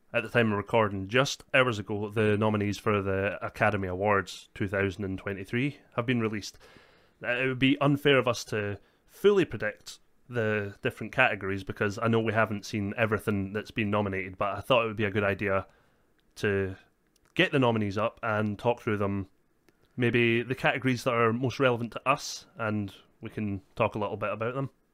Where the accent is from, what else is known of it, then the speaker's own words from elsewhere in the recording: Scotland, United Kingdom; we are Scottish